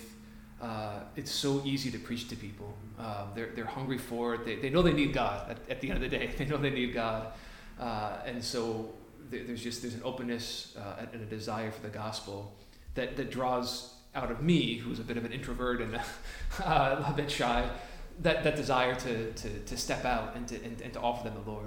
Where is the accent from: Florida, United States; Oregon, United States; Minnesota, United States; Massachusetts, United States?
Massachusetts, United States; western; I'm from Massachusetts. I grew up in the western part of Massachusetts.